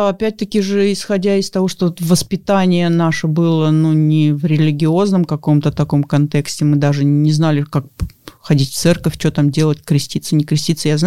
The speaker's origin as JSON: {"language": "Russian", "country": "Russia", "tie": "born there", "said": "гордость за то, что я живу в России, я родилась в России."}